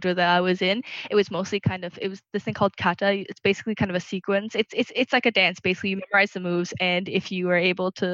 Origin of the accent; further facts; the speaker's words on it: Singapore; moved away as an adult; also born or lived in Burma / Ireland; I actually spent my first 2 years in Burma. But outside of coming to college in first year, I basically spent the rest of my time here in Singapore. I grew up here and spent most of my life here.